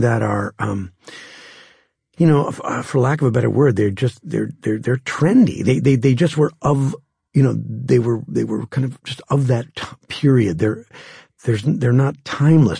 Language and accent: English; Green Bay, Wisconsin, United States; moved away; where I grew up in Green Bay, it was a, at that time, a town of maybe sixty-five thousand people.